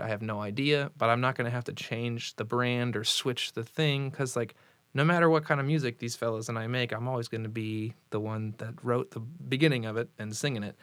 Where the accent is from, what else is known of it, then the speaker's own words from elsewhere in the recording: Vero Beach, Florida, United States; moved away as an adult; also born or lived in Indiana; now in Indianapolis, United States; Jacob and I were born and raised in Vero Beach, which is halfway down the East Coast.